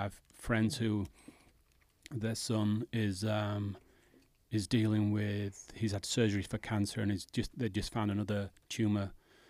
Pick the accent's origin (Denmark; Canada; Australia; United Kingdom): United Kingdom; England; moved away; I'm English